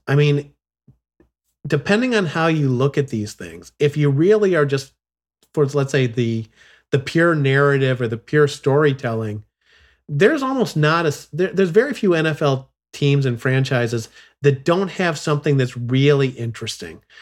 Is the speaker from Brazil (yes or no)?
no; Chicago, Illinois, United States; moved away; I grew up in Chicago